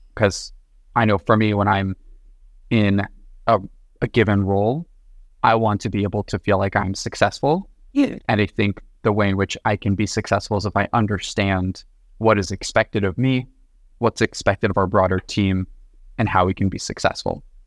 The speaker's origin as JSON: {"language": "English", "town": "Los Angeles", "region": "California", "country": "United States", "tie": "born or raised there", "also_born_or_lived": "New York", "moved": "yes", "said": "originally born and raised in Los Angeles."}